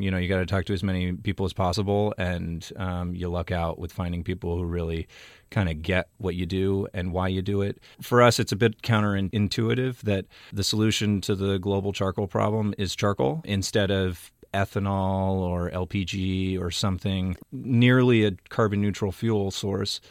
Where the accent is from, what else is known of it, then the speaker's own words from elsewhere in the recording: Seattle, Washington, United States; Grew up in Seattle